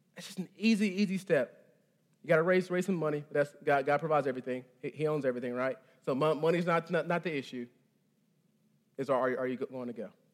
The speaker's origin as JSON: {"language": "English", "region": "Texas", "country": "United States", "moved": "yes", "said": "I'm from, I'm from Texas, the, the, the great state"}